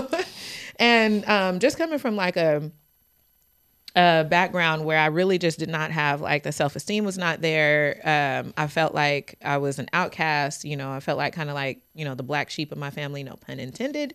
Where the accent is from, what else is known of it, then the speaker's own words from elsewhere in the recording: Fresno, California, United States; I'm born and raised in Fresno, California. Grew up in Southwest Fresno